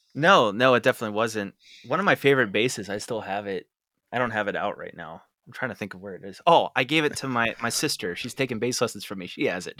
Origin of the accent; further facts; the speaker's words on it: Derry, Pennsylvania, United States; I grew up and lived in Derry